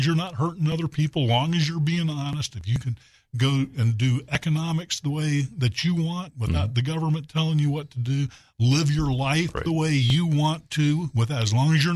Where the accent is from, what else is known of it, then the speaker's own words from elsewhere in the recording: Little Rock, Arkansas, United States; insurance agent here in my hometown of Little Rock for the last 38 years now